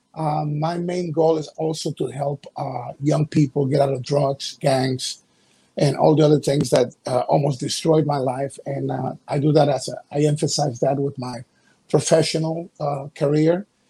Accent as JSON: {"language": "English", "town": "Guayaquil", "region": "Guayas", "country": "Ecuador", "tie": "born or raised there", "moved": "yes", "said": "I was five years old. I'm from Ecuador, a coast city called Guayaquil in the Republic of Ecuador."}